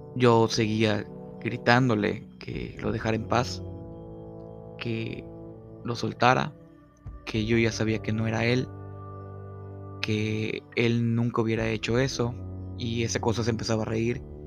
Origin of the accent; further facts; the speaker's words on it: Mexico; todos hemos estado expuestos como mexicanos a ciertas creencias y tradiciones